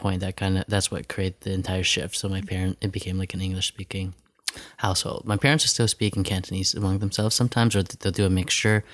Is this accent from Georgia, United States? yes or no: no; New York, United States; moved away; also born or lived in Long Beach, California / New Hampshire; grew up in New York, then New Hampshire